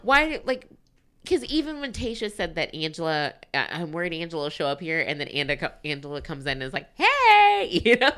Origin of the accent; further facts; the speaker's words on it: United States; we're American